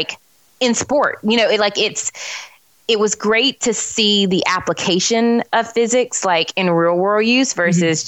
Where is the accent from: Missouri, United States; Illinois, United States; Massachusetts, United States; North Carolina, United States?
North Carolina, United States; Charlotte; also born or lived in Greensboro, North Carolina; I'm from Charlotte, North Carolina